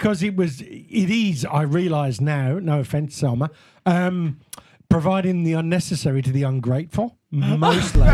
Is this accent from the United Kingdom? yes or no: yes; United Kingdom; As most British guys